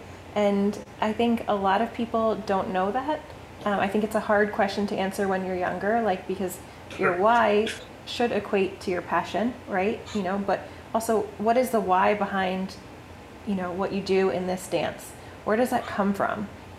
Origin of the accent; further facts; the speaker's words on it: outside of Albany, upstate New York, United States; moved away as an adult; now in Florida, United States; we grew up like outside of Albany.